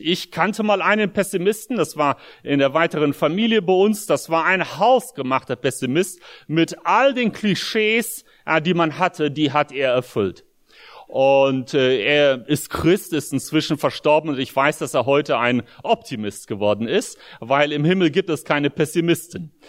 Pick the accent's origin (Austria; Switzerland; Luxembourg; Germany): Germany; Espelkamp, North Rhine-Westphalia; moved away as an adult; also born or lived in Soviet Union / Brussels, Belgium / United States; ich bin hier in Deutschland in Esbekamp groß geworden, als Kind auch aus der Sowjetunion eingewandert im Alter von neun